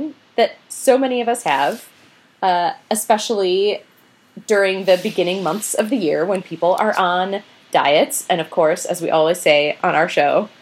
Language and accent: English; Minnesota, United States; I'm not from Wisconsin. I'm from Minnesota.